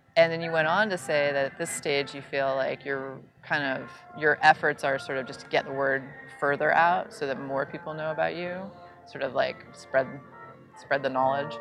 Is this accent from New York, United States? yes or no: yes; New York City, New York, United States; I grew up in New York City